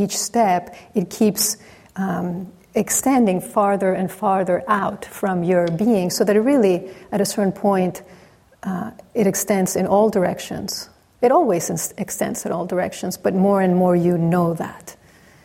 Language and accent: English; Mexico; growing up in Mexico, where really every corner there's a church